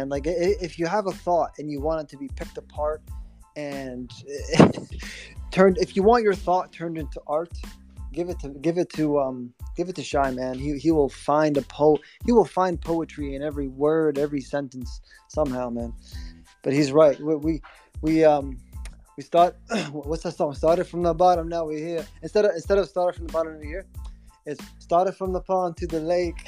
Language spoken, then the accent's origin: English; Ontario, Canada; I'm from Ontario, so we have great lakes here